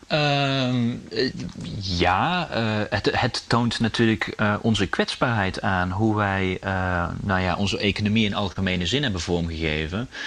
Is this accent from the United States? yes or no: no; Netherlands; als, als Nederlanders